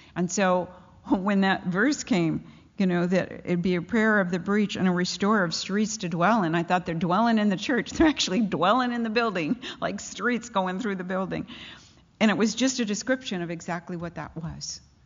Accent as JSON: {"language": "English", "town": "Pasadena", "region": "California", "country": "United States", "tie": "born or raised there", "said": "I grew up in Pasadena, so I know those mountains"}